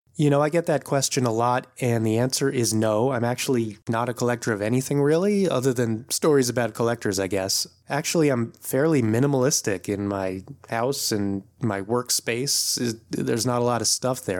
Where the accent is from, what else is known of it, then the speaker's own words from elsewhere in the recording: D.C., East Coast of the US, United States; also born or lived in New York City area, United States; now in Oakland, United States; I'm actually originally from the East Coast of the U S. I grew up not too far from Washington, D C